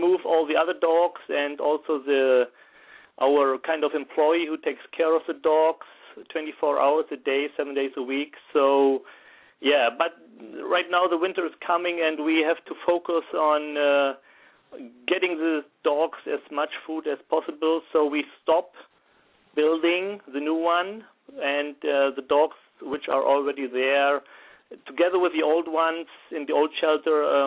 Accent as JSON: {"language": "English", "country": "Germany", "also_born_or_lived": "Wuppertal", "said": "I'm from Germany, 38 years old, and I'm a professional firefighter in the city of Wuppertal, where I'm living"}